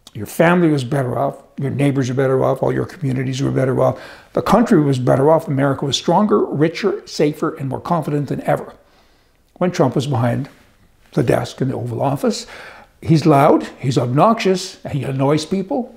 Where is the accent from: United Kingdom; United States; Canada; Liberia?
Canada; Alberta; I am from Alberta.